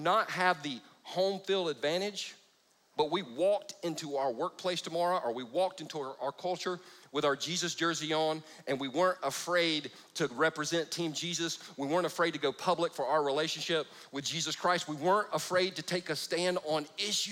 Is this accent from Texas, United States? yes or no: no; Easley, South Carolina, United States; I grew up in Easley, South Carolina.